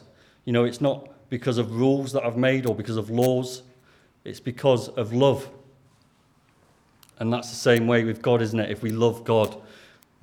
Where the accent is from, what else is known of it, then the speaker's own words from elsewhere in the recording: Lancashire, North West England, United Kingdom; accent: Lancashire; in my Lancashire Greek accent